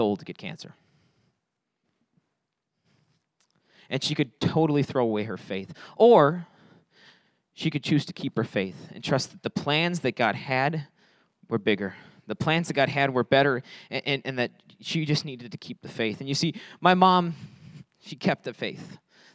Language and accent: English; Fond du Lac, Wisconsin, United States; moved away as an adult; now in Beloit, United States; we're from Fond du Lac. We're from up north